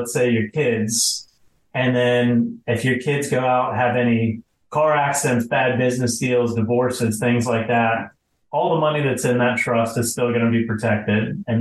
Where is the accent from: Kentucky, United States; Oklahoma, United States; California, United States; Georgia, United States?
Georgia, United States; Atlanta; moved away as an adult; now in South Florida, United States; I was born and raised in Atlanta. I spent 25 years there and eventually left to go to law school in Florida and been in Florida ever since